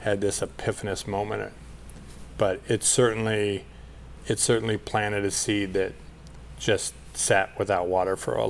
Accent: Burlington, United States; moved away; also born or lived in Minneapolis; I grew up in Burlington, and we moved there

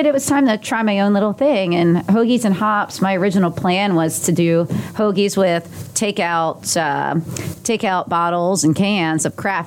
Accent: Pottstown, Pennsylvania, United States; moved away as an adult; also born or lived in State College, Pennsylvania; now in Indianapolis, United States; I was born and raised out in Southeast PA, Pottstown, Pennsylvania, to be exact

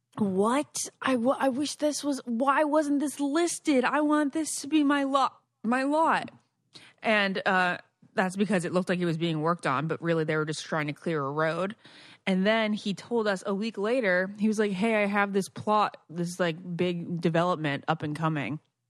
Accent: East Greenwich, Rhode Island, United States; It reminds me of my hometown. Love it very much. East Greenwich.

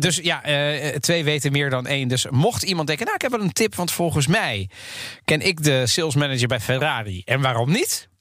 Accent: The Hague, South Holland, Netherlands; ik ben opgegroeid in Den Haag

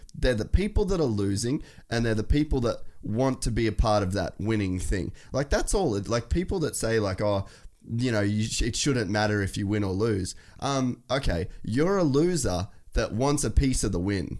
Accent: Australia

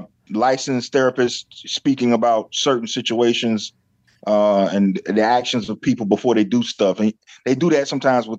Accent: South Carolina, United States; Yeah, I'm from South Carolina.

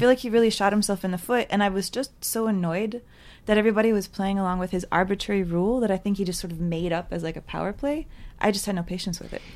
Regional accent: San Antonio, Texas, United States; moved away; also born or lived in Oklahoma; I'm from San Antonio

